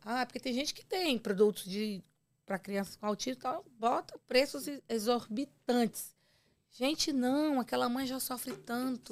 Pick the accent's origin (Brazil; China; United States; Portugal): Brazil; Ceará; sua conterrânea